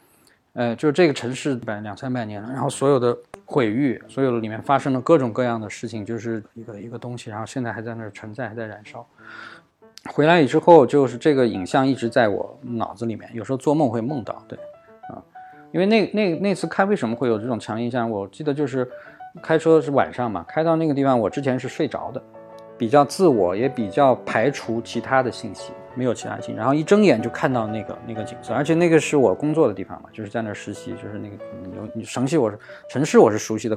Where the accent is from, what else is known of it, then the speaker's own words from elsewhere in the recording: Wuxi, Jiangsu, China; 包括小时候在无锡，我记得跟我母亲在梨园。它里面有大量的假山，所以那个时候在里面玩捉迷藏